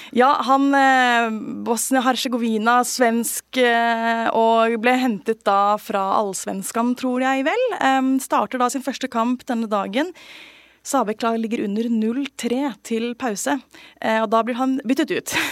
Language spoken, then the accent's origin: Norwegian; Bærum, Akershus, Norway; jeg er oppvokst i Bærum